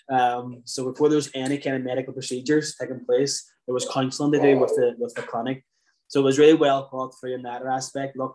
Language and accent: English; Ireland; I suppose certainly growing up in Ireland